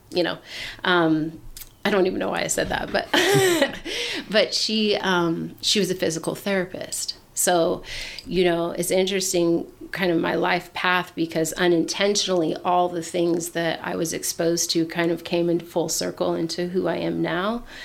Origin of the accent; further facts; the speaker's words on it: Portland, Oregon, United States; moved away as an adult; I grew up in Portland. Oregon. Yeah, Portland, Oregon